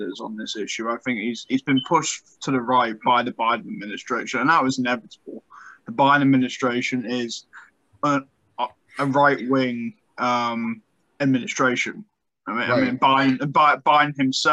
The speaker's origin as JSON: {"language": "English", "country": "United Kingdom", "moved": "yes", "said": "my home country"}